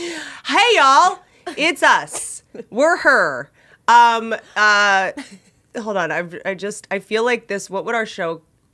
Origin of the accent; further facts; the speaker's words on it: United States; Like maybe it's because I am American